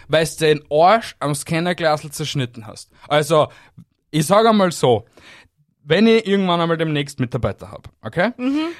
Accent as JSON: {"language": "German", "country": "Austria", "said": "bei uns in Österreich"}